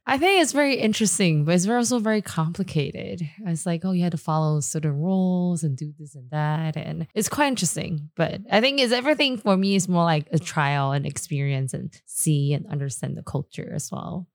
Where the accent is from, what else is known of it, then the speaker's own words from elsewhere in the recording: Taipei, Taiwan; also born or lived in Taichung / Shanghai; I actually grew up in born and raised in Da area